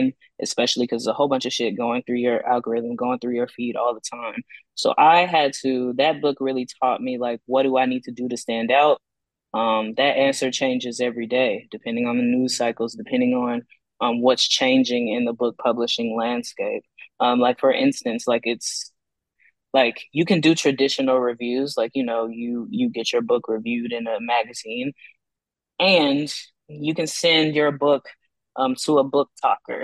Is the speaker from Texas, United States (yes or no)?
yes; Texas, United States; now in Austin, United States; growing up in Texas